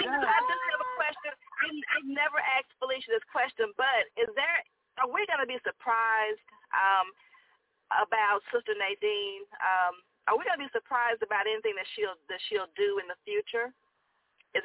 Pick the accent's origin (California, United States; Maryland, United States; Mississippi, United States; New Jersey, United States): Mississippi, United States; I'm also from Mississippi